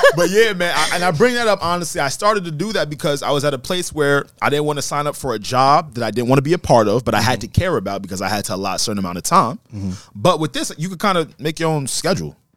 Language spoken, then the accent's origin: English; United States; I was born here in the United States